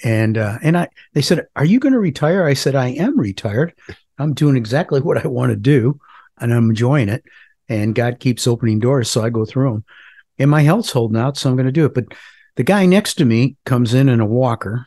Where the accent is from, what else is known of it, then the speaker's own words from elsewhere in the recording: Parma, Ohio, United States; now in North Carolina, United States; I grew up in a suburb of Cleveland called Parma